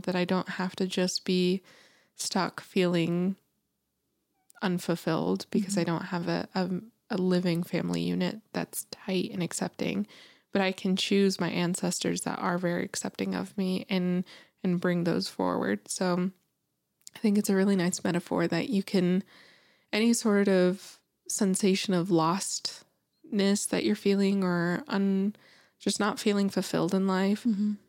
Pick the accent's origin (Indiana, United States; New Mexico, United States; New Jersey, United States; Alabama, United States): New Mexico, United States; moved away; growing up in New Mexico and living there